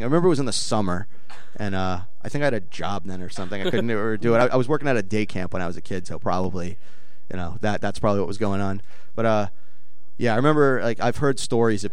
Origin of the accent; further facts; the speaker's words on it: New York City, New York, United States; I grew up in Brooklyn